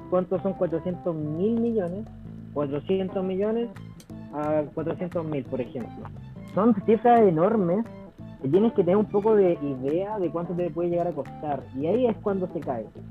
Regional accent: Chile; vivimos como chilenos

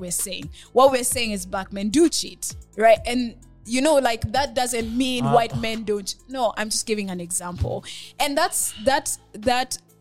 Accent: Kenya; moved away; I'll say as a Kenyan

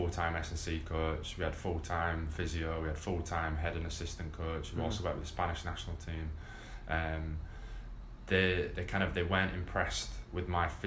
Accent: England, United Kingdom; as an English player

